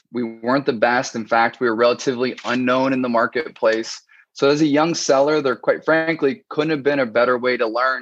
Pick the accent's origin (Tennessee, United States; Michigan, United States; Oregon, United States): Oregon, United States; moved away as an adult; also born or lived in Boston; I'm actually born and raised in Oregon, a small town